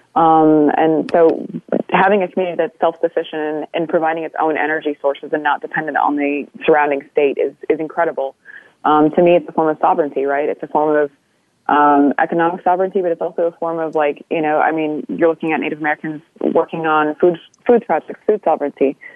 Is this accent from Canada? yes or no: yes; Canada; I'm Anishinaabe from Kuching First Nation